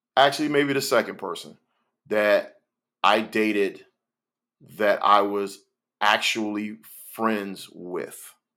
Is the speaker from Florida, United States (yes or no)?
yes; Miami, Florida, United States; also born or lived in Gainesville, Florida; growing up in Miami, Florida